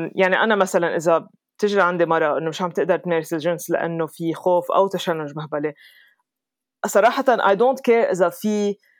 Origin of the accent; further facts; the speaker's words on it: Lebanon; moved away as an adult; also born or lived in Dubai, United Arab Emirates / London, United Kingdom / New York, United States / California, United States; now in Colorado, United States; ربيت بلبنان بس سافرت كتير